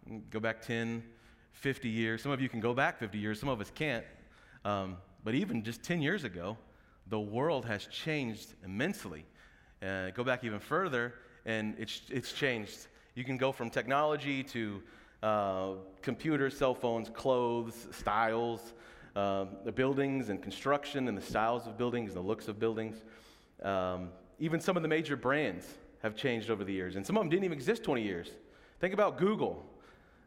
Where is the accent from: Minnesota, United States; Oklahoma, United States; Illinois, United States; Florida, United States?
Oklahoma, United States; moved away; I'm from Oklahoma